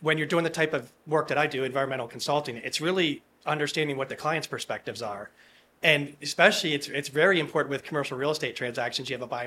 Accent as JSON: {"language": "English", "town": "Harrisburg", "region": "Pennsylvania", "country": "United States", "said": "I'm from Harrisburg, Pennsylvania"}